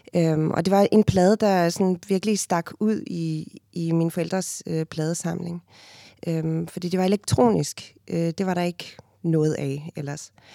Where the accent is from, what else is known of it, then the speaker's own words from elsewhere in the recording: Cape Town, Western Cape, South Africa; first language Afrikaans; Danish is a second language; moved away as an adult; now in Denmark; født og opvokset i, i Cape Town. Øhm, og jeg flyttede til Danmark, da jeg var 19 år gammel i 1997